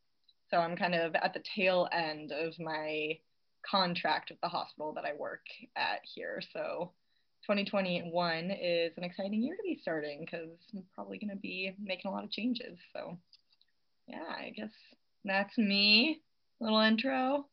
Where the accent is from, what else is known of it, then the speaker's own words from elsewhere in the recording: Denver, Colorado, United States; moved away as an adult; now in St. Louis, United States; So I spent my entire life in Denver, like grew up living in the house that my parents still live in, and then decided to go to Missouri for college